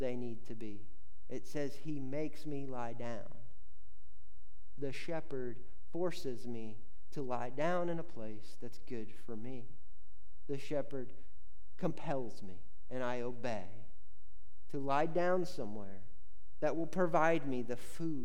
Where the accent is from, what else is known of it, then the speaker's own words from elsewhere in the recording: Indiana, United States; I grew up in Indiana.